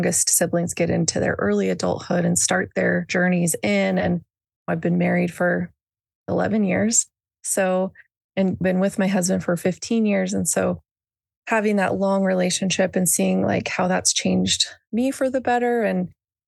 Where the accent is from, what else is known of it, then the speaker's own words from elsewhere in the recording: Boise, Idaho, United States; I was born and raised in Boise, Idaho, which is where I'm still